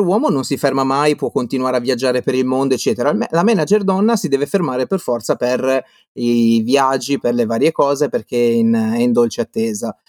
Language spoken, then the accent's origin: Italian; Liguria, Italy; now in Veneto, Italy; sono qua in Veneto, eh, ma sono Ligure